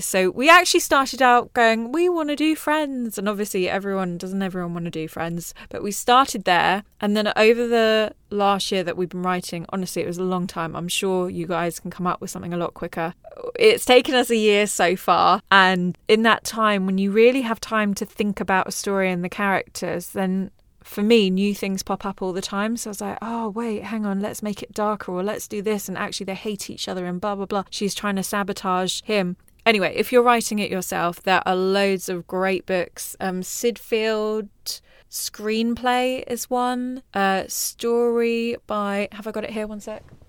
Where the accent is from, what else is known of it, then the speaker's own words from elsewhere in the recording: Mauritius; I'm from Mauritius